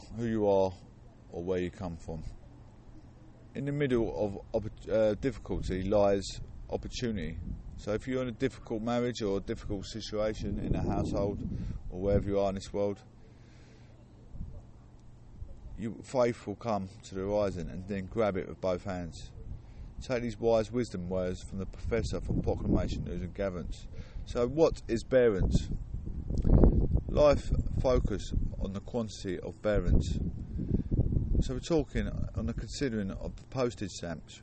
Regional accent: Clacton-on-Sea, East of England, United Kingdom; I was born and raised in Clacton-on-Sea

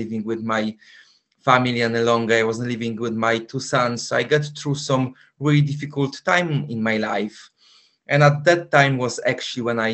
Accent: Poland; English is a second language; moved away as an adult; now in London, United Kingdom; Originally, I'm from Poland, but for the past 21 years, I actually live in London

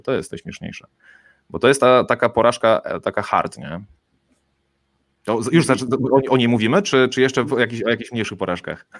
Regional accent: Kołobrzeg, West Pomeranian Voivodeship, Poland; jestem z Kołobrzegu, stąd się wywodzę

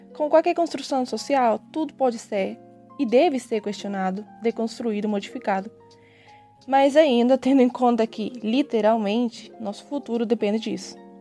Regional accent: Argentina; also born or lived in Brazil; now in Córdoba, Argentina; sou argentina e metade brasileira

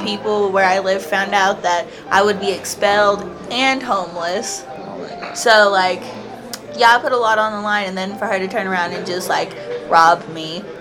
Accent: Kentucky, United States; I am from Kentucky in uh-huh. the United States

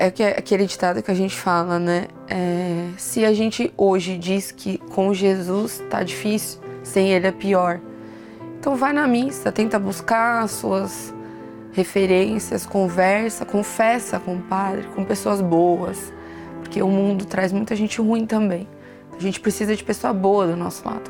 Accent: São Paulo, Brazil; eu sou de Interlagos

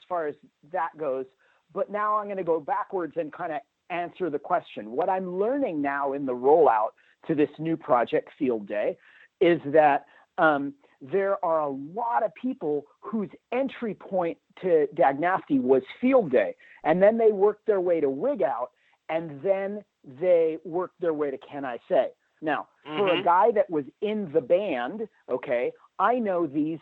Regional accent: Hermosa Beach, California, United States; I grew up in Hermosa Beach, California, home of the mighty …

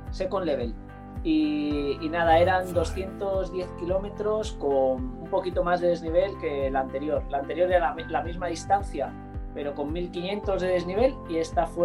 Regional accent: Táchira, Venezuela; como saben que soy un gocho

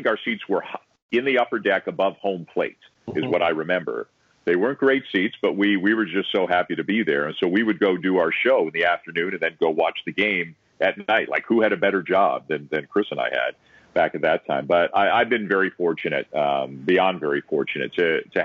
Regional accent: Toronto, Ontario, Canada; I've always lived in Toronto and never moved

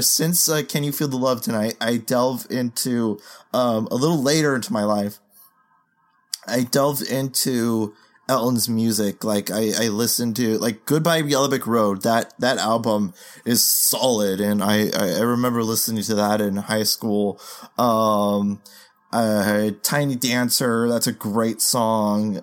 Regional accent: Philippines; as a Filipino

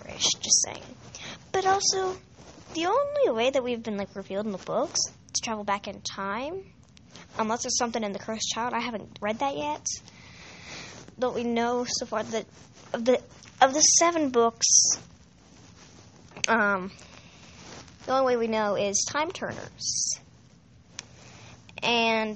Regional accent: United States; I'm American

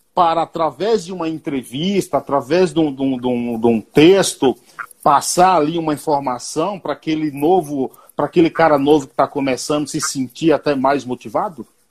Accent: Bahia, Brazil; na Bahia, eu sou baiano, que é onde tem a melhor feijoada do Brasil

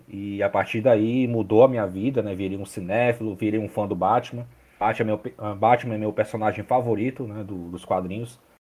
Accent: Fortaleza, Ceará, Brazil; eu sou de Fortaleza

